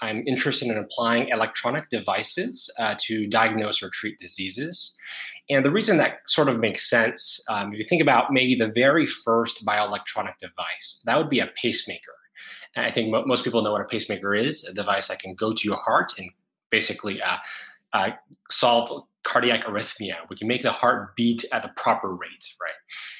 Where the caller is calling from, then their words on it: Singapore; I'm calling in from Singapore.